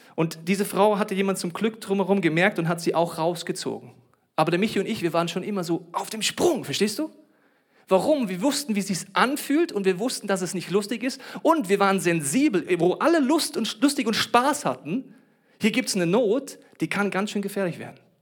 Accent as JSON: {"language": "German", "country": "Germany", "said": "ich bin Deutscher"}